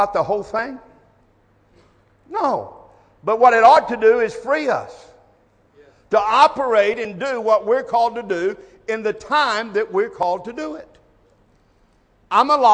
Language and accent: English; United States; I was born in America